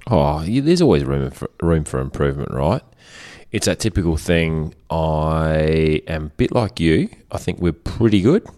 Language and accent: English; Germany; moved away; in the house that I grew up in Germany